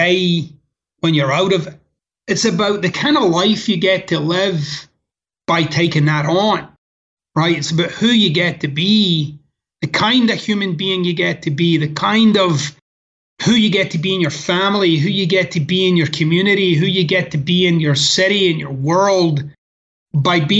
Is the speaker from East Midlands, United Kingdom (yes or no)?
no; Scotland, United Kingdom; moved away as an adult; now in United States; growing up in Scotland and the neighborhood that I was raised